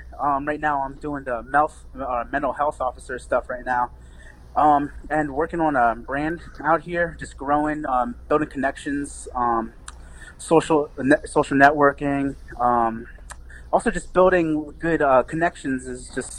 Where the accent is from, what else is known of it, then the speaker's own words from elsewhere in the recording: Lancaster, Pennsylvania, United States; moved away as an adult; also born or lived in Lima, Peru; now in Los Angeles, United States; I was raised in Lancaster, Pennsylvania, in the East Coast. I was born in Lima, Peru. I was adopted into a family out there. And I just recently moved to Los Angeles, California about seven months ago.